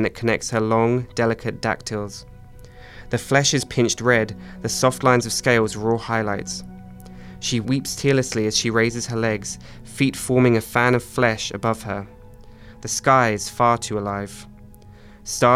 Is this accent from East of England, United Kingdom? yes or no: yes; Essex, East of England, United Kingdom; also born or lived in Cyprus / London; I was born in Cyprus, but I moved to England when I was about 5 years old. Cool. And I grew up in a county just outside of London. It's called Essex.